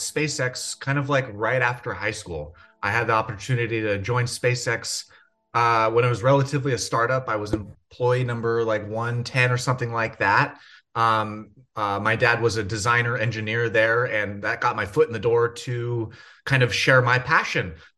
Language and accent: English; Rancho Palos Verdes, California, United States; I grew up in Rancho Palos Verdes.